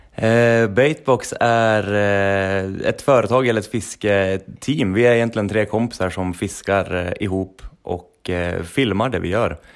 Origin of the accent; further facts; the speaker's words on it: Sundsvall, Västernorrland County, Sweden; moved away as an adult; also born or lived in Trondheim, Norway; Vi är från Sundsvall allihopa.